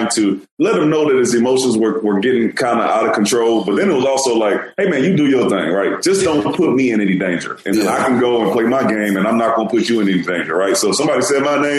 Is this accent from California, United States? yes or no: no; Houston, Texas, United States; also born or lived in New York; I'm from Houston, and we used to have the Houston Oilers